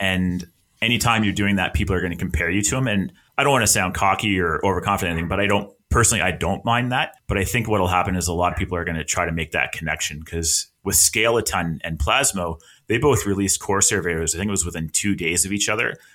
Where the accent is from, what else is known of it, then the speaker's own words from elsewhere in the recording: Halifax, Nova Scotia, Canada; moved away as an adult; now in Alberta, Canada; I'm from Halifax, Nova Scotia, which is on the East Coast of Canada. That's where I spent most of my life. And I've moved to Alberta